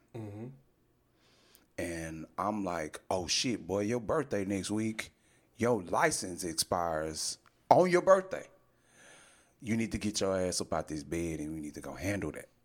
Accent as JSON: {"language": "English", "region": "Texas", "country": "United States", "tie": "born or raised there", "said": "I'm a fucking U.S. citizen born and raised in Texas."}